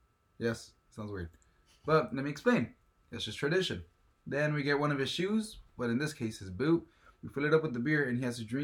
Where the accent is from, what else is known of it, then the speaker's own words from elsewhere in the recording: Mexico; moved away; Our town that where I'm from Mexico, it's about only 3,000, 4,000 people.